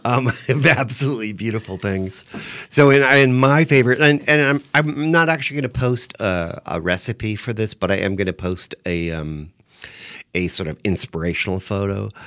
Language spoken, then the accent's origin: English; San Diego, California, United States; moved away; also born or lived in New York City; I grew up in San Diego